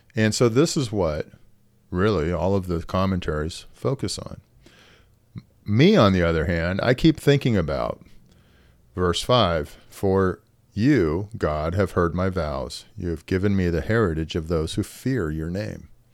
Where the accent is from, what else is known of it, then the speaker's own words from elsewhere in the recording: United States; as an American